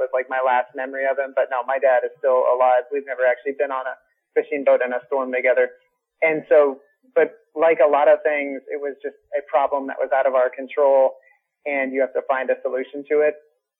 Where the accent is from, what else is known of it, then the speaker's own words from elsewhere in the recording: Portland, Oregon, United States; And everyone's like, oh, you are so funny. Where are you actually from? Portland.